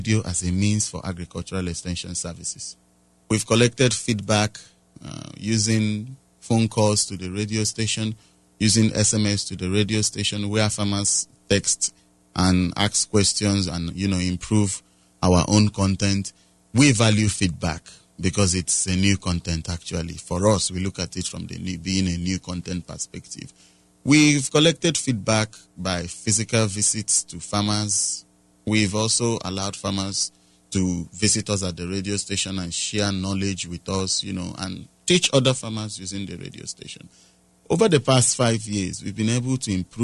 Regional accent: Nigeria; I'm from Nigeria.

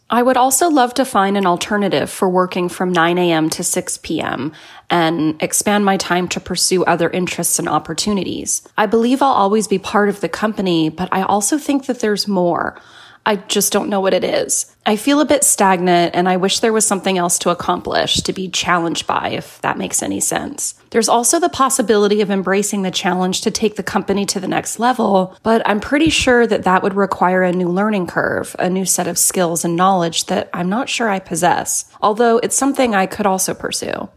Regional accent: Brazil; I'm from Brazil

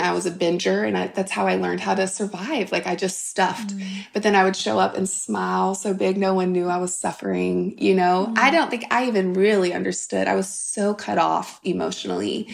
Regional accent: St. Francisville, Louisiana, United States; I grew up in South Louisiana, grew up on a farm in a tiny, tiny town.

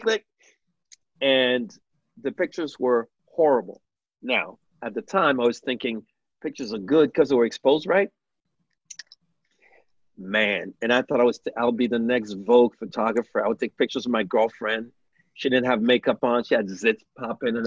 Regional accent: Montreal, Quebec, Canada; born or raised there; also born or lived in New York, United States / Haiti

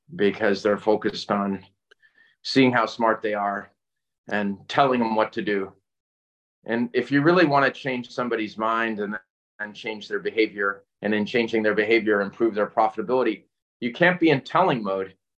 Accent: Northeast, United States; also born or lived in Connecticut / Massachusetts / New York / North Carolina; I, I grew up in the Northeast mm-hmm. and uh, Connecticut and Massachusetts and New York

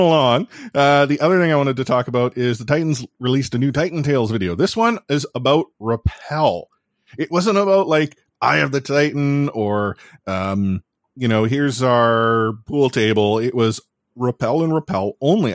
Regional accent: Canada; I'm Canadian

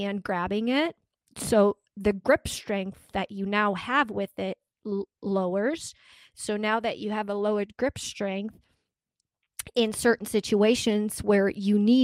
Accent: Germany; moved away; I grew up in Germany

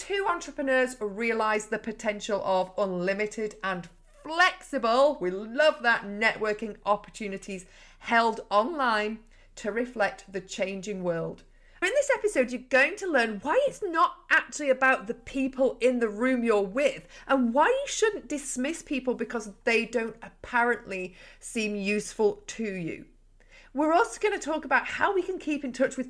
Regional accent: Yorkshire and the Humber, United Kingdom; now in Lancashire, United Kingdom; I'm actually a Yorkshire lass now living in Lancashire

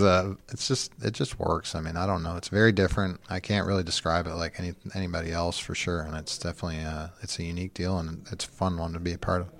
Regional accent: London, Ontario, Canada; moved away; Just outside of London, Ontario

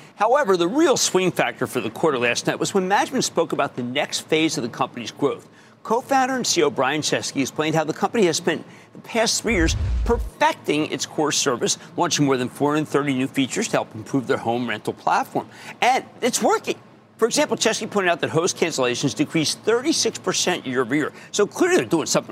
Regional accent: Philadelphia, Pennsylvania, United States; in Philadelphia because it's my hometown

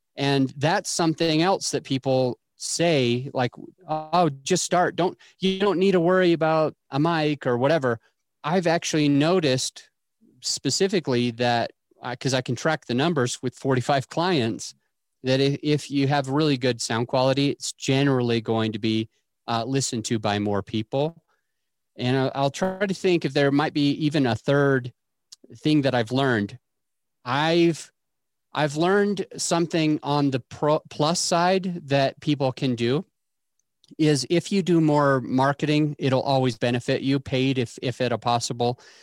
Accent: Utah, United States; I grew up in Utah

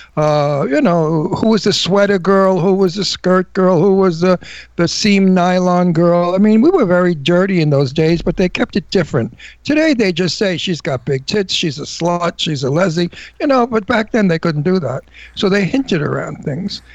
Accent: New York, United States; now in Palm Springs, United States; New York is real. You know, we tell it like it is. We're active, we're tough, we're wild, we're funny, but we are New Yorkers

